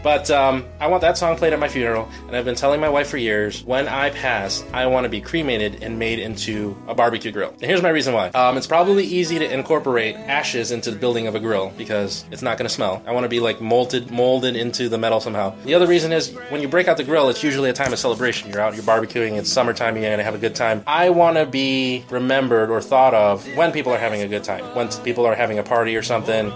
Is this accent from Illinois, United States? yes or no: yes; Berkeley, Illinois, United States; I grew up in Berkeley